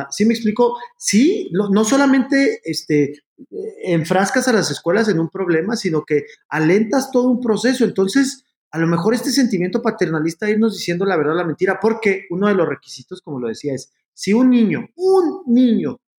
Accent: Mexico; como mexicanos, básicamente.

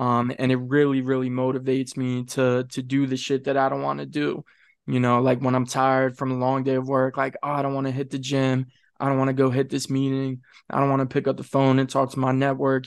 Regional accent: Kent County, Eastern Shore, Maryland, United States; moved away; I grew up over there on the eastern shore, man. I grew up in Kent County

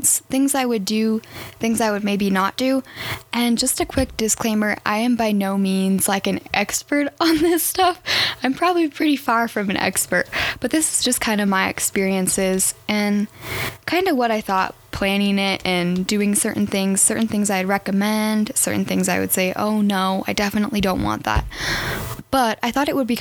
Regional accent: Arizona, United States; now in Colorado, United States; I grew up in Arizona, so I'm very excited to be moving back

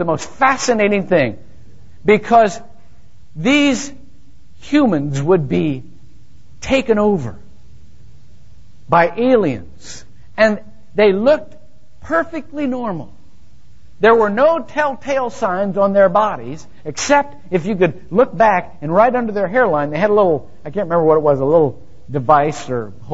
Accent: Shelby, Ohio, United States; moved away; I grew up in Shelby, Ohio, where nothing ever happened

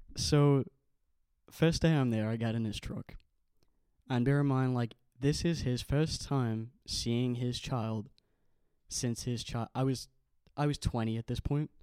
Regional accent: Ireland; also born or lived in Manchester, England; now in Liverpool, United Kingdom; I was born in Ireland, grew up in Ireland, and when my parents split, my mom got custody of me and I came to England with her.

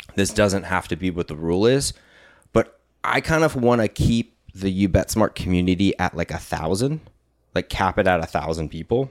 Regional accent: California, United States; we're from California

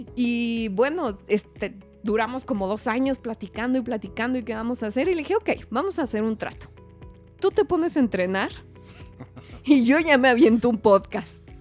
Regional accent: Hidalgo del Parral, Chihuahua, Mexico; moved away as an adult; now in Mexico City, Mexico; yo nací en Parral, soy del mineral del Parral, allá por donde mataron a Pancho Villa. Una ciudadcita bien bonita, pero bonita, minera, y pues me salí de ahí como a los 18 años

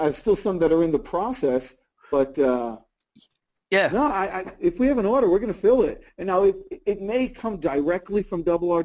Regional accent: New Jersey, United States; now in Atlanta, United States; I'm from New Jersey originally

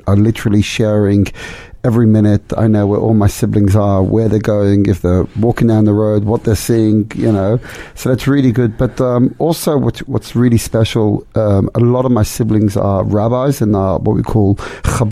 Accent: London, United Kingdom; also born or lived in Amsterdam, Netherlands; now in Melbourne, Australia; born in Amsterdam, but I grew up in London and had a wonderful, warm childhood

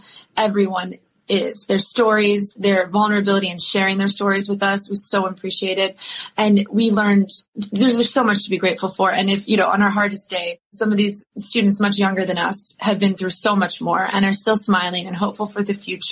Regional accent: Ada, Ohio, United States; moved away; I grew up in a town of only 3,000 people with like two stoplights

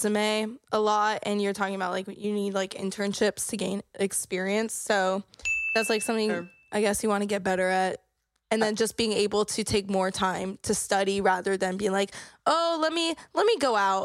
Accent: West Palm Beach, Florida, United States; moved away; We come from West Palm

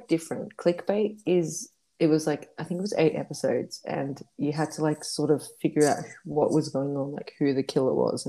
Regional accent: Australia; I'm from Australia.

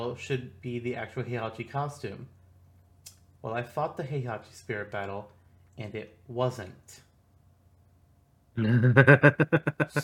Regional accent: Midwest, United States; I'm from the Midwest

